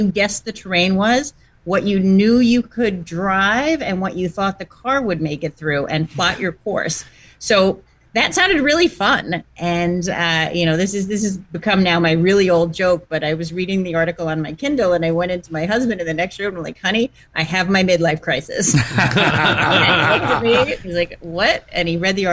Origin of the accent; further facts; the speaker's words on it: New York, United States; now in New Jersey, United States; I grew up in New York and currently live in New Jersey, you know, all pretty close to Manhattan.